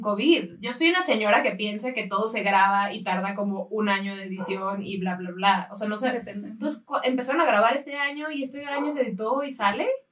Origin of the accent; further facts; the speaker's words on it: Mexicali, Baja California, Mexico; Fueron a mi tierra, yo soy de Baja California. Bueno, fue de Mexicali